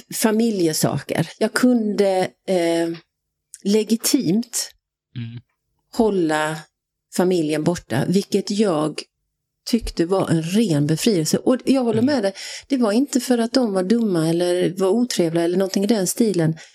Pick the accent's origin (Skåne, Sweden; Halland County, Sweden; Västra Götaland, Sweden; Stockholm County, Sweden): Halland County, Sweden; Halmstad; born or raised there; moved away as an adult; also born or lived in Skåne / Switzerland / Dubai